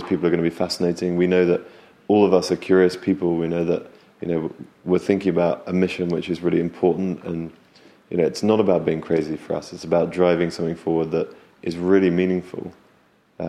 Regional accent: United Kingdom; also born or lived in California; now in London, United Kingdom; we're British

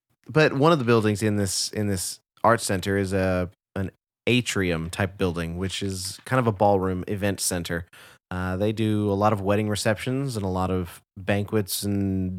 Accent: Garland, Texas, United States; Shelby and I grew up in Garland, Texas, and we were very active in this like theater community in our local community theater.

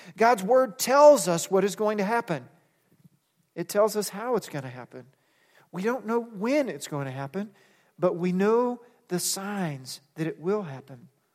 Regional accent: United States; we're American

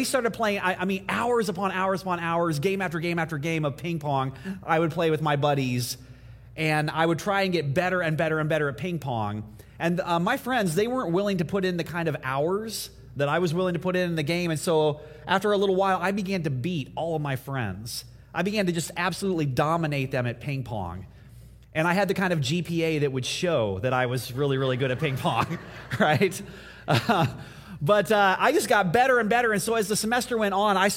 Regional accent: Indiana, United States; moved away; in my house growing up in Indiana

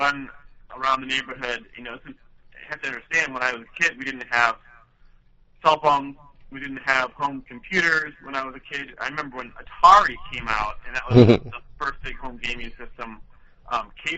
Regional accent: Webster Groves, Missouri, United States; now in Chicago, United States; I'm originally from St. Louis. I grew up in Webster Groves, a nice community, straight west of the city, about 20 minutes.

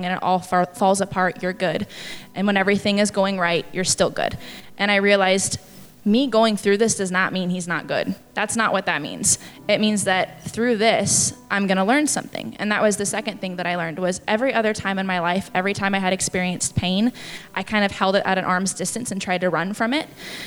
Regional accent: Tacoma, Washington, United States; I actually came home from college. I'm from Tacoma

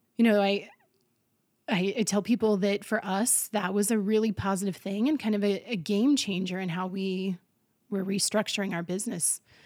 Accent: Colby, Kansas, United States; Colby is my hometown

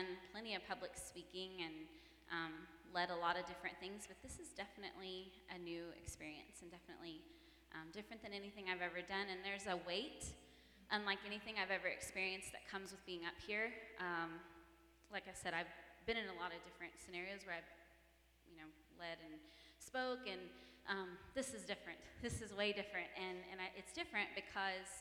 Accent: United States; I am from the Ponca tribe

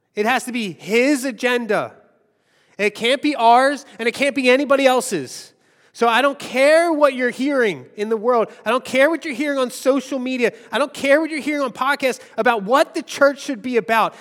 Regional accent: Philadelphia, Pennsylvania, United States; I grew up in Longcrest.

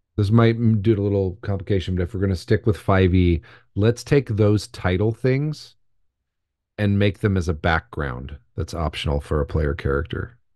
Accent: United States; We're Americans.

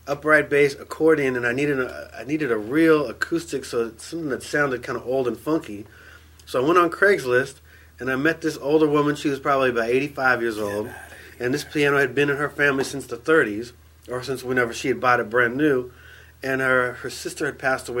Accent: San Francisco, California, United States; I was born in the Haight, 1967

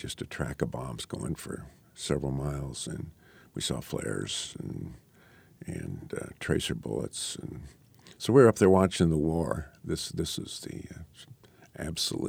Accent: Chanute, Kansas, United States; this guy I grew up with in Chanute

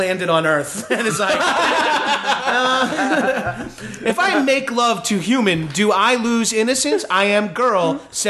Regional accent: Northeast, United States; 7-Eleven was like a huge hangout in my hometown, oh, yeah. as they are in most like northeastern cities, whatever.

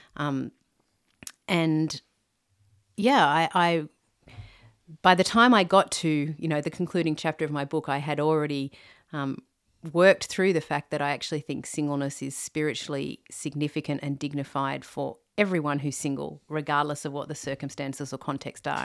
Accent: Sydney, New South Wales, Australia; I'm from Australia, a Sydney girl, born and bred

